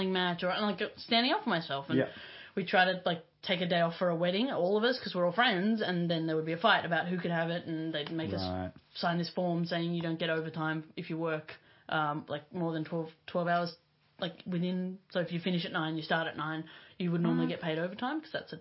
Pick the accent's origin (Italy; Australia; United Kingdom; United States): Australia; Hornsby, New South Wales; I grew up in Hornsby